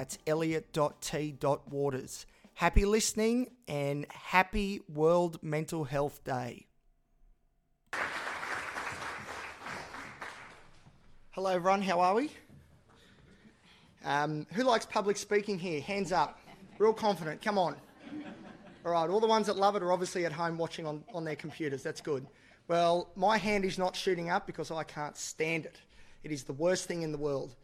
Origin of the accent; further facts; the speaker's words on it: Newcastle, New South Wales, Australia; I'm from Newcastle, which is the best place in the world.